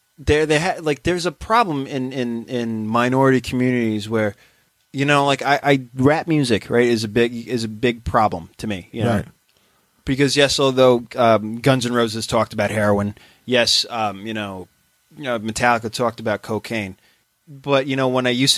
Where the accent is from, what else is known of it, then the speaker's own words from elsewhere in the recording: New York City, New York, United States; I'm from Maspeth